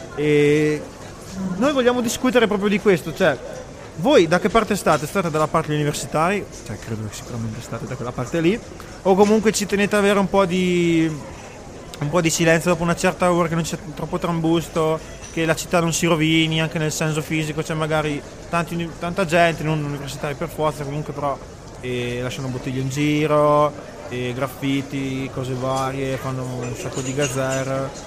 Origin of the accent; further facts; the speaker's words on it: Arco, Trentino-Alto Adige, Italy; noi che magari veniamo da Arco